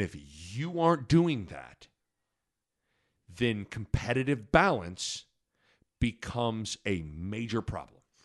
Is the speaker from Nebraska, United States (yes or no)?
yes; Lincoln, Nebraska, United States; I grew up in Lincoln and I love Nebraska